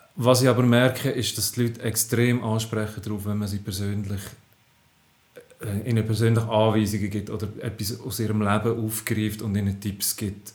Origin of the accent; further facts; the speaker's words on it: Zofingen region, Aargau, Switzerland; ich komme aus dem Aargau, aus der Region Zofingen.